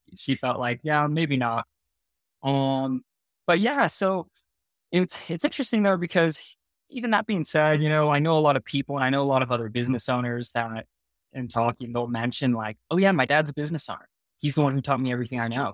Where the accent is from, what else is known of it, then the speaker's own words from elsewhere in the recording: Murrieta, California, United States; moved away as an adult; now in Utah, United States; I was born and raised in Southern California, as you mentioned earlier. So a place that not a lot of people have heard of is called Marietta.